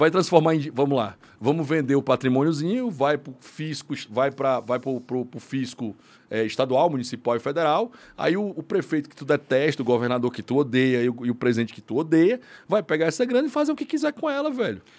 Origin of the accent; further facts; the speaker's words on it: Fortaleza, Ceará, Brazil; eu sou de Fortaleza, né? Sim, eu sou cearense.